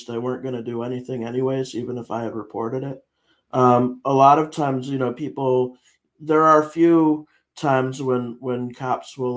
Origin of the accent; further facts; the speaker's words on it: Connecticut, United States; I am from Connecticut, but I'm not from Naugatuck.